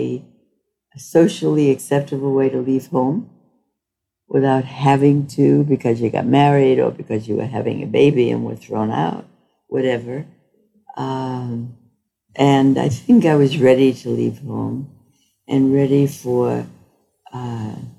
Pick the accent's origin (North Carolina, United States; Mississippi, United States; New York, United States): New York, United States; moved away as an adult; also born or lived in Minnesota; That I was a woman, that I was Jewish, that I came from New York, was challenging to be in Minnesota